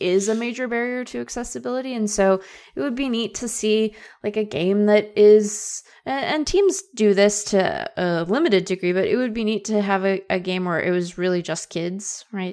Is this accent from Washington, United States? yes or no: yes; Seattle, Washington, United States; growing up in Seattle, I had the idea that we were sort of accentless as a people